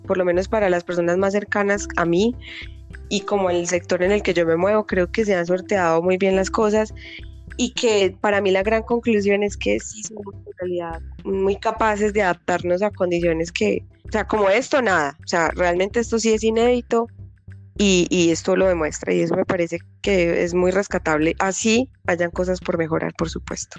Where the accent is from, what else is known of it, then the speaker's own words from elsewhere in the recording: Colombia; nosotros como colombianos